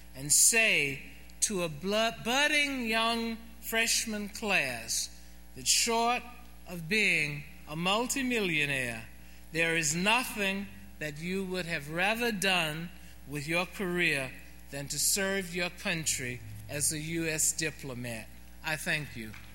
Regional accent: Atlanta, Georgia, United States; my hometown in Atlanta

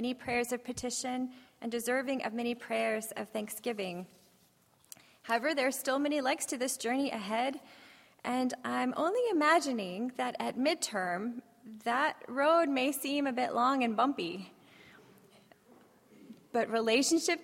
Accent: Texas, United States; I'm from Texas, so the accent, you know, it happens

